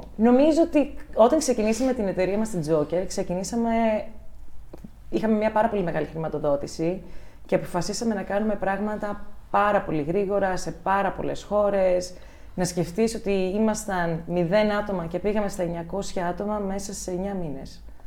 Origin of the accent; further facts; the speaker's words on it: Ioannina, Epirus, Greece; moved away as an adult; also born or lived in Germany; μεγάλωσα στα Γιάννενα